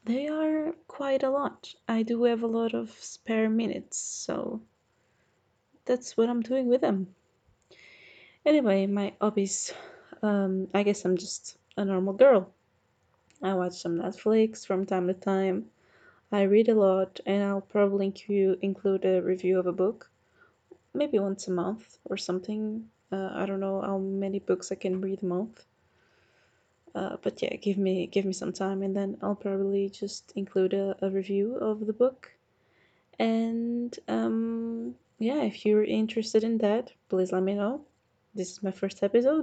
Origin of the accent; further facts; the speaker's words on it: Portugal; I'm from Portugal